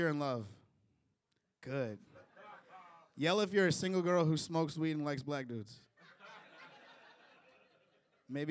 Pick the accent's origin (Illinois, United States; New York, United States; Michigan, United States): Illinois, United States; Chicago; moved away; I'm originally from Chicago, Illinois